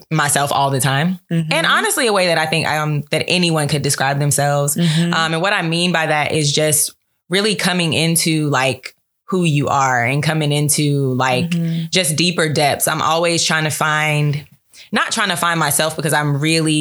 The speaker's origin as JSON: {"language": "English", "town": "Charlotte", "region": "North Carolina", "country": "United States", "moved": "yes", "lives_now": "Atlanta, United States", "said": "I am from Charlotte, North Carolina, turn up 704 QC, yeah. But I currently reside in Atlanta, Georgia."}